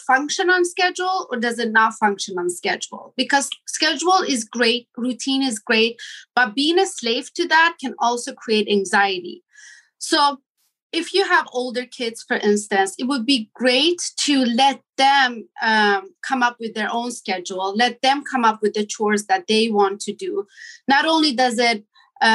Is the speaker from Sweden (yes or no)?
yes; Sweden; moved away as an adult; also born or lived in Iran; now in Los Angeles, United States; I am Iranian. I was born in Iran, raised in Sweden. And almost 20 years ago, I decided to move to United States